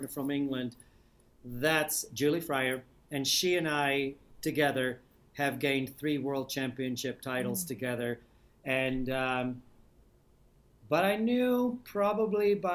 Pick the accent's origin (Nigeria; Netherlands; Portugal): Netherlands; Amsterdam, North Holland; moved away as an adult; I'm from Old Amsterdam